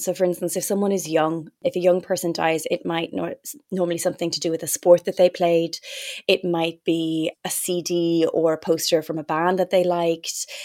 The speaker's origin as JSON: {"language": "English", "country": "Ireland", "tie": "born or raised there", "moved": "yes", "said": "growing up in Ireland with, with that faith"}